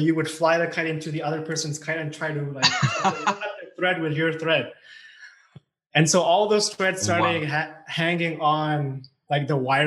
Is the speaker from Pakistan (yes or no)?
yes; Pakistan; born or raised there; moved away as an adult; also born or lived in China; now in Canada